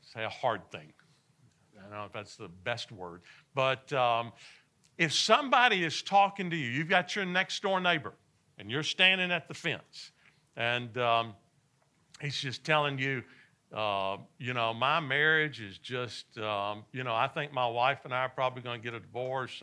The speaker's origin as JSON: {"language": "English", "town": "Nashville", "region": "Tennessee", "country": "United States", "tie": "born or raised there", "said": "I grew up in Nashville, Tennessee"}